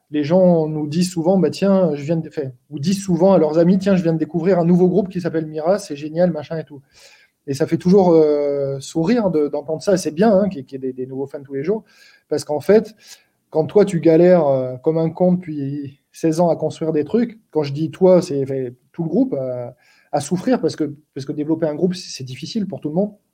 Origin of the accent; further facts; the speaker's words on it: Sweden; nous, en, en tant que suédois, c'est pas facile.